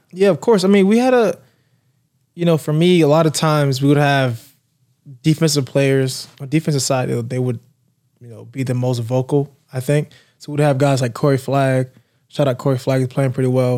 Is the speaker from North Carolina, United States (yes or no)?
yes; Raleigh, North Carolina, United States; now in Florida, United States; growing up in North Carolina